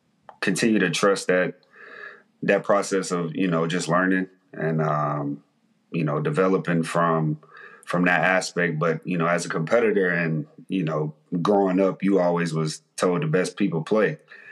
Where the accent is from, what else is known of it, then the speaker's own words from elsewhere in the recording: Mississippi, United States; I'm from Mississippi, you know, we ain't given a lot, you know, growing up